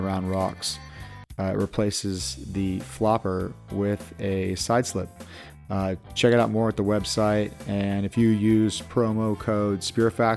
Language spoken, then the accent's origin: English; California, United States; moved away as an adult; also born or lived in East Coast; being a Californian and moving out there